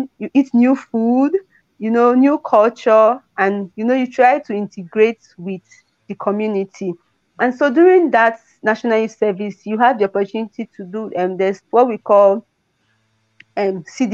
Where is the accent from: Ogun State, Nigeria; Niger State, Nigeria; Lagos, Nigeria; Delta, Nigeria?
Niger State, Nigeria; also born or lived in Benue State / Kwara State; I was born in Niger State. I grew up. I did my secondary school, my primary school in Niger State